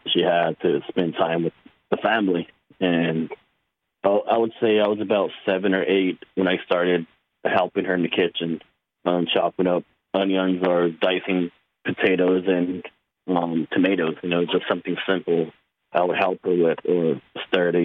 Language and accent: English; Dennehotso, Arizona, United States; I'm from a small community called Benahoto, Arizona, which is on the Navajo Nation, northeast area of the Navajo Nation.